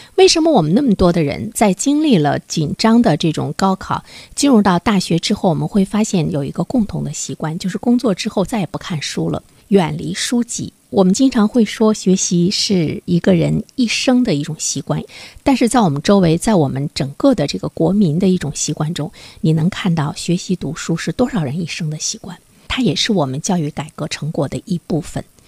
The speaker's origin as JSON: {"language": "Chinese", "country": "China", "said": "我们中国人在未来来说，怎么样才更有了一个竞争力？"}